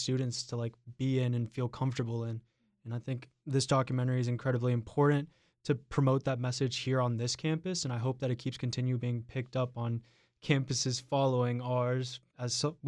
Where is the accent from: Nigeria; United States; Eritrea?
United States; North Carolina; I personally come from a very rural part of North Carolina, and there's a lot of hate being spread in my hometown